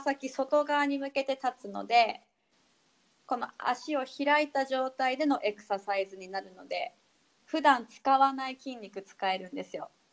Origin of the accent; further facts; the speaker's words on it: Abashiri, Hokkaido, Japan; moved away as an adult; also born or lived in Okinawa; now in Itoman, Japan; 出身はえっ、ー、と網走北海道網走市っていうところが地域が出身なんで